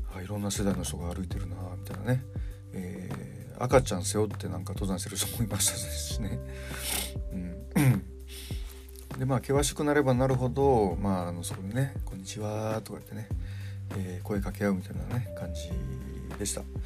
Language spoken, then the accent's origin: Japanese; Kansai, Japan; moved away; 僕はまあ関西の出身なんで